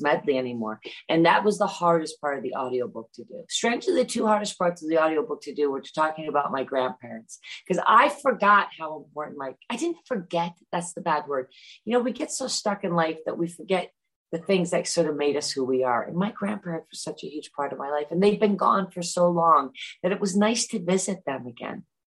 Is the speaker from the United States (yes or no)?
yes; Great Barrington, Massachusetts, United States; moved away; also born or lived in London; when I lived in London or when I grew up in Great Barrington